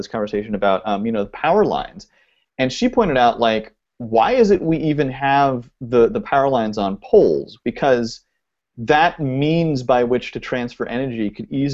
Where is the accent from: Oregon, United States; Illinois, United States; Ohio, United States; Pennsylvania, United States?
Oregon, United States; now in Los Angeles, United States; I live in L.A., and I grew up in Oregon